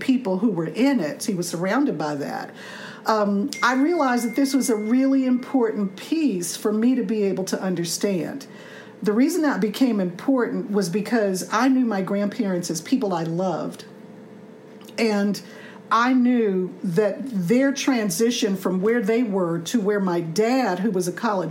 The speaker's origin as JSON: {"language": "English", "town": "Washington", "region": "District of Columbia", "country": "United States", "tie": "born or raised there", "moved": "yes", "said": "I grew up in the North in the sense that I grew up in D.C."}